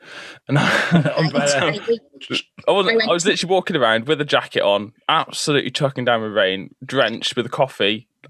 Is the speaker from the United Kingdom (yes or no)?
yes; England, United Kingdom; I'm English.